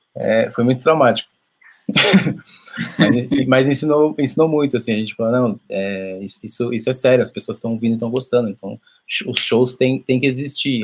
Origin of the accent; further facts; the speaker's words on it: São Paulo, Brazil; sou de São Paulo, zona norte de São Paulo, Brasilândia